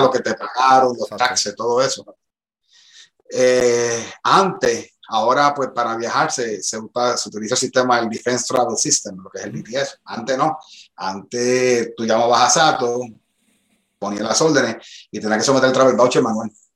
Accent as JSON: {"language": "Spanish", "town": "Bayamón", "country": "Puerto Rico", "tie": "born or raised there", "also_born_or_lived": "North Carolina", "moved": "as an adult", "said": "un chamaquito de Bayamón, tú sabes, este, nada, me crié en una organización en Riverview"}